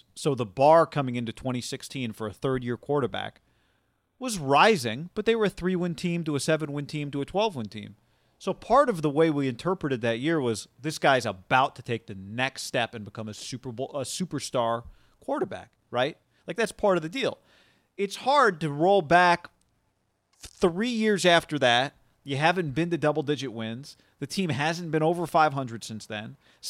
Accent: Colorado, United States; Yeah, hey, I'm from Colorado. We got a road trip.

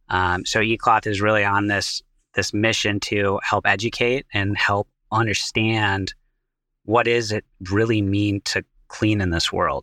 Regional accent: Seattle, Washington, United States; now in Boston, United States; You know, for me, I was born and raised out in Seattle, Washington. I'm now out in Boston with eCloth

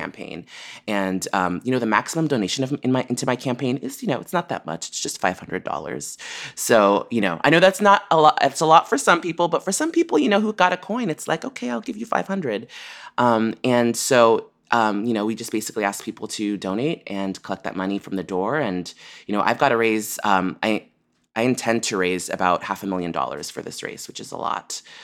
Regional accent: San Francisco, California, United States; I grew up here in San Francisco

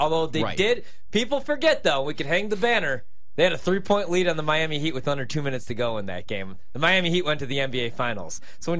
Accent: Slovenia; I did, too. It's my home country.

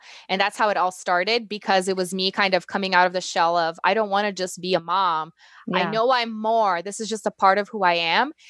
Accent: Brazil; English is a second language; moved away; I'm originally from Brazil

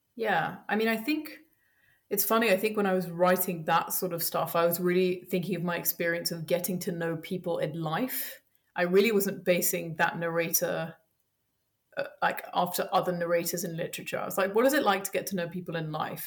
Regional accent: Paris, Île-de-France, France; born or raised there; also born or lived in United States / Colombia / Belgium / Germany; now in London, United Kingdom

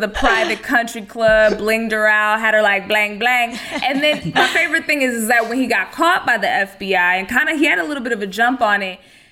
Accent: Texas, United States; I'm from Texas, where there's a very famous food cake factory in South Texas

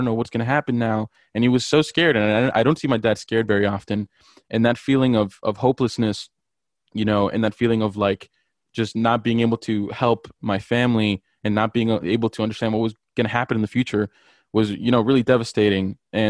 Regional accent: Miami, Florida, United States; I'm from Miami, Florida. I'm a first-generation immigrant

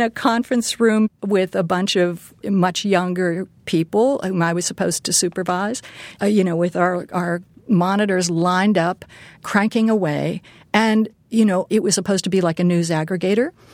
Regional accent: Pittsburgh, Pennsylvania, United States; moved away; I grew up in Pittsburgh

